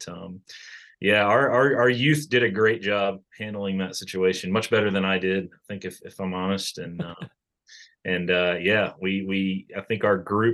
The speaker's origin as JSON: {"language": "English", "area": "outside Richmond", "region": "Virginia", "country": "United States", "tie": "born or raised there", "also_born_or_lived": "Rochester, Minnesota / Williamsburg, Virginia / Charlotte", "moved": "as an adult", "lives_now": "Lexington, United States", "said": "I'm from Virginia originally, right outside of Richmond. I grew up there"}